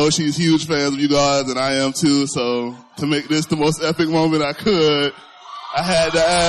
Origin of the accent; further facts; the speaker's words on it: Broward County, South Florida, United States; South Florida, Broward County.